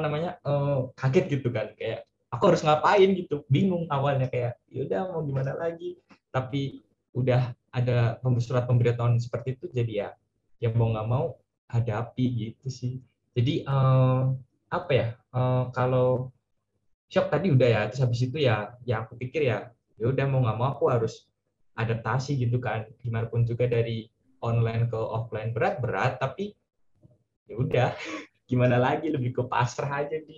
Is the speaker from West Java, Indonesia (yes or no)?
no; Purwokerto, Central Java, Indonesia; aku dari Purwokerto Jawa Tengah dan sekarang aku uh, di jurusan Teknik Geodesi Universitas Gajah Mada